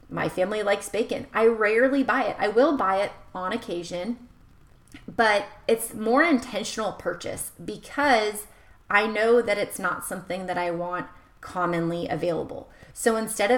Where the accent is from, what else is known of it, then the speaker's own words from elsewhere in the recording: United States; someone who's born and raised in America